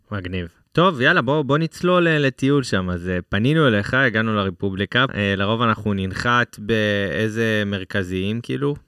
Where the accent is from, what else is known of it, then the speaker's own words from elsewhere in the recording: Israel; בתור ישראלים